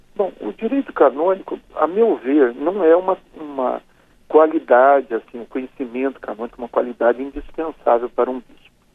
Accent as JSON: {"language": "Portuguese", "town": "São José", "country": "Brazil", "accent": "caipira", "moved": "yes", "lives_now": "São Paulo, Brazil", "said": "numa cidade interior como a minha, né, como São José"}